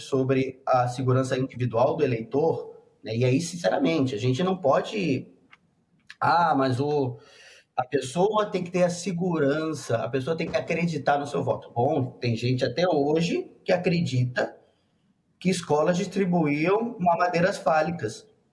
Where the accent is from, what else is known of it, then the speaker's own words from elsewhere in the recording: Rio de Janeiro, Brazil; moved away as an adult; now in Rio Grande do Sul, Brazil; Eu sou do Rio, estudei no Rio e lá nós a gente é criado no ambiente eleitoral